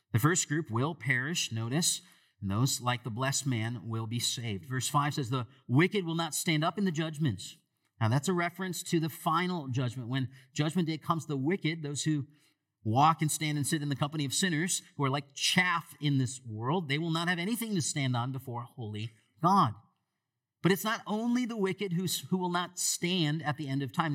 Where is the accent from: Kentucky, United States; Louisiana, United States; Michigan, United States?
Michigan, United States; moved away; I grew up in Michigan